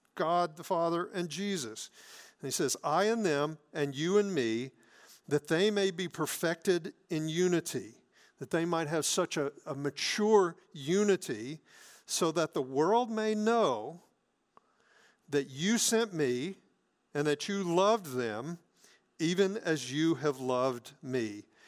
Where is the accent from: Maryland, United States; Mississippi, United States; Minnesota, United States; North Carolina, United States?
Mississippi, United States; South; moved away; I grew up in South Mississippi